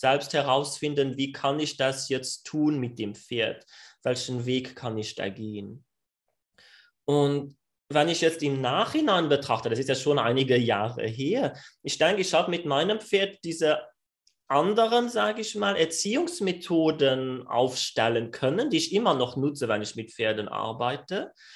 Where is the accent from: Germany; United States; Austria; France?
France; German is a second language; ich bin Franzose, ich glaube, das wird sich noch raushören während dem Podcast